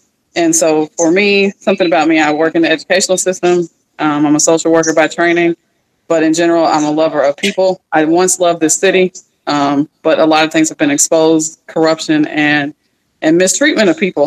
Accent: Louisville, Kentucky, United States; as a child born and raised in the Newburgh community

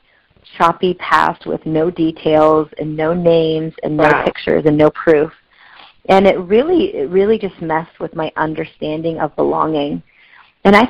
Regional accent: Pacific Northwest, United States; also born or lived in Delhi, India; I was adopted by a couple in the Pacific Northwest. And I am still a Pacific Northwesterner up here in the left corner here.

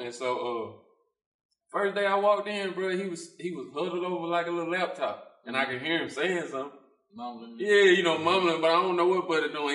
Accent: Thomastown, Mississippi, United States; I'm from Thomastown. Like, it's country.

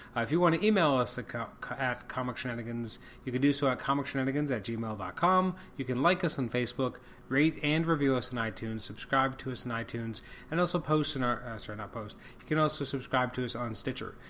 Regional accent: Canada; I'm extremely Canadian

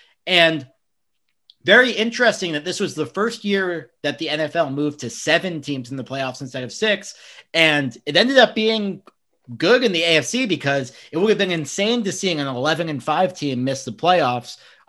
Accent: New York, United States; I'm from New York

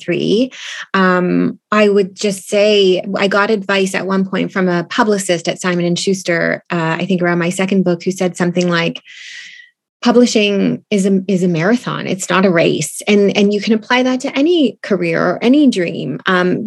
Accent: Stouffville, Ontario, Canada; now in Toronto, Canada; I live in Toronto and I'm originally from Stouffville.

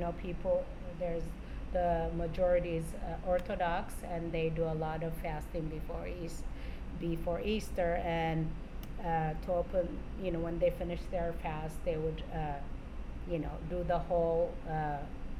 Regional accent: Amhara, Ethiopia; now in Spokane, United States; I am from Ethiopia, and I'm from the north side, which is the Amhara tribe.

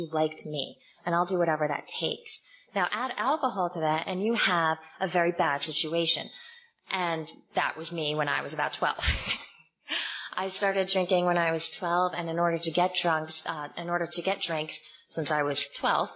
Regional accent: Morristown, New Jersey, United States; moved away as an adult; also born or lived in Summit, New Jersey / Washington, D.C.; I grew up in Summit and Morristown, New Jersey

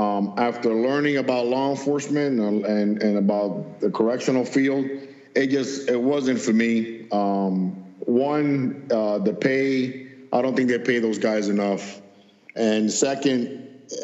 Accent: Miami, Florida, United States; I grew up in Miami, and the southern part of Miami-Dade

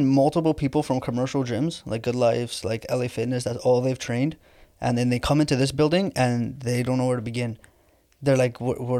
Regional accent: Toronto, Ontario, Canada; I grew up in Etobicoke, like North York.

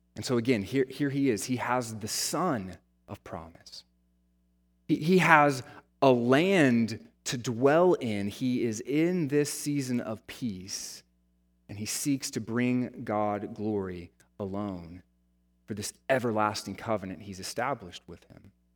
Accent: United States; the American church

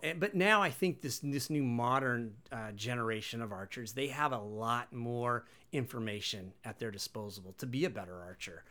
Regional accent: Wenatchee, Washington, United States; born and raised in Wenatchee

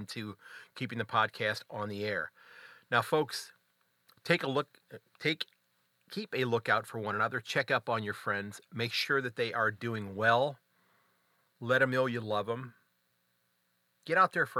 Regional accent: United States; as an American fan

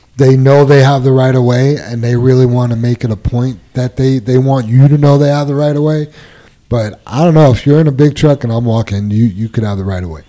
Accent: New York, United States; moved away; where I grew up in New York

